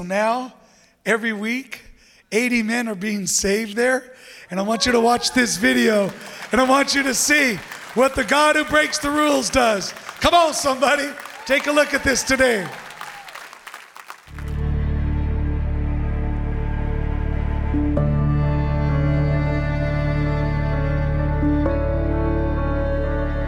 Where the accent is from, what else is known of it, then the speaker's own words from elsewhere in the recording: San Diego, California, United States; I'm from San Diego.